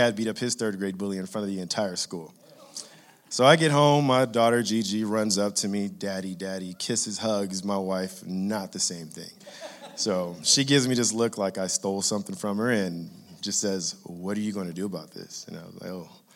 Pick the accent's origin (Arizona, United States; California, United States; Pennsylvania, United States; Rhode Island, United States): California, United States; Inglewood; growing up in Inglewood, California